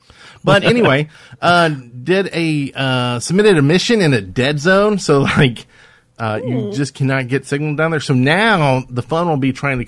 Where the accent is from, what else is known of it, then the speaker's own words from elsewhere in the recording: Alabama, United States; I grew up just ingrained in Alabama around here with my family and parents.